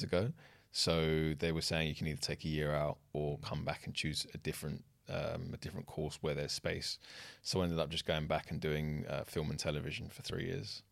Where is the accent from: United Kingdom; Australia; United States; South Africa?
United Kingdom; London; I grew up in the kind of Shoreditch, Old Street area